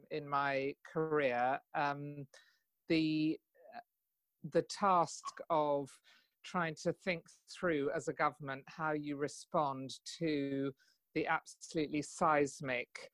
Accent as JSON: {"language": "English", "area": "Kent", "region": "South East England", "country": "United Kingdom", "tie": "born or raised there", "also_born_or_lived": "London", "said": "I grew up in Kent, really. I was born in London, but I grew up in Kent."}